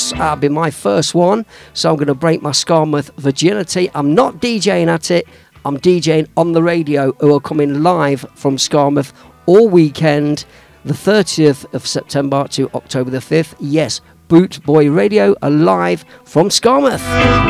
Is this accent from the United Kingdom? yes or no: yes; Leicester, East Midlands, United Kingdom; moved away as an adult; now in Melton Mowbray, United Kingdom; It's my hometown now because I live there, but I'm from Leicester.